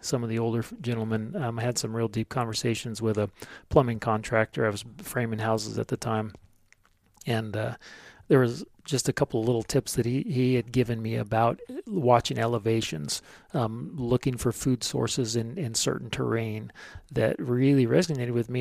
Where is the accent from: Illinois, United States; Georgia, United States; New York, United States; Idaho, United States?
Idaho, United States; Sandpoint; lived in and around Sand Point the majority of my life